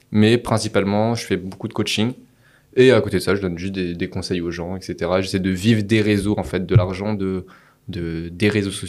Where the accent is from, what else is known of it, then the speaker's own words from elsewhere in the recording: Paris, Île-de-France, France; moi, il faut savoir que je suis parisien de base.